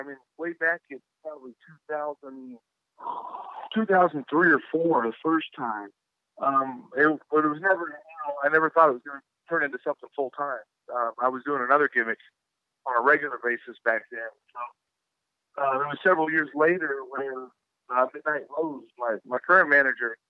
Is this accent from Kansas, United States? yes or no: yes; Kansas, United States; I grew up in Kansas, actually, and then lived a few other places, but that's currently where I call home as well.